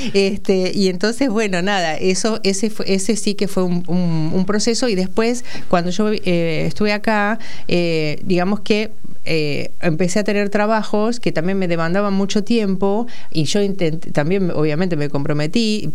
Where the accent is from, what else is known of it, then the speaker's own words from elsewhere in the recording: Saladillo, Buenos Aires Province, Argentina; moved away as an adult; now in Buenos Aires, Argentina; Soy de Saladillo, provincia de Buenos Aires. Nací en el kilómetro 175 de la ruta 205, eh, cuartel tercero, paraje San Blas.